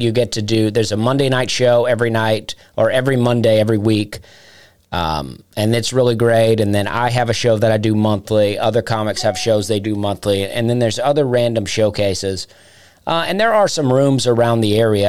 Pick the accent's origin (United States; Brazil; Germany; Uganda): United States; East Alabama; accent: Southern; moved away as an adult; also born or lived in Charleston, South Carolina; now in Nashville, United States; I grew up in Alabama, right? And I grew up real southern